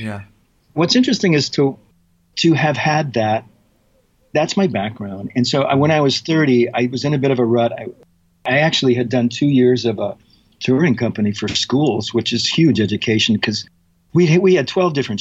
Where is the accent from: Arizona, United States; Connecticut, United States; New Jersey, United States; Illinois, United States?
Illinois, United States; Chicago; moved away; I'm from Chicago originally.